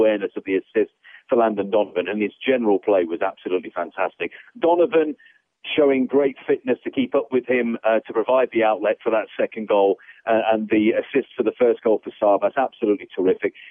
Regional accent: the Midlands of England, United Kingdom; moved away as an adult; now in United States; I grew up in the Midlands of England watching a highlights program on ITV called Star Soccer.

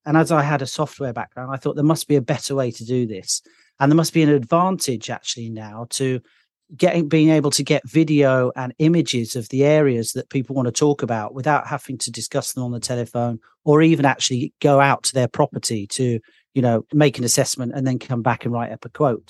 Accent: Birmingham, West Midlands, United Kingdom; accent: Midlands; now in London, United Kingdom; I'm actually from another city in the U K originally, which is called Birmingham

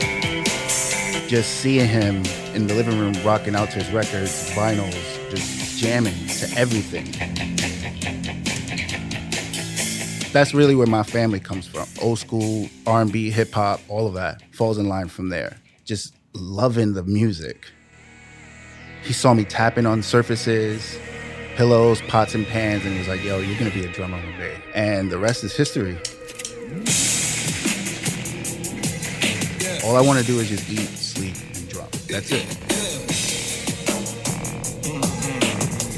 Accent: New York City, New York, United States; Born and raised in the Bronx

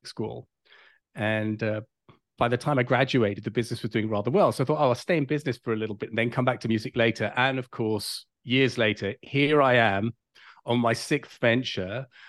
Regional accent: London, United Kingdom; moved away as an adult; now in California, United States; I'm not from this side of the pond. I grew up in London, England

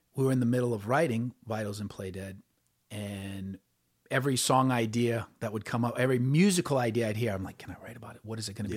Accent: New Orleans, Louisiana, United States; I grew up in New Orleans

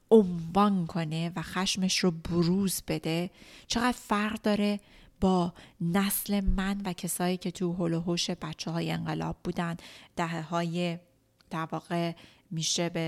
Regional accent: Iran; توی ایران بزرگ شدم چون من خیلی شدید یاد گرفتم که اگه بخوام موفق باشم اگه بخوام مستقل باشم به با عنوان یک زن ایرانی باید سرمو بندازم پایین

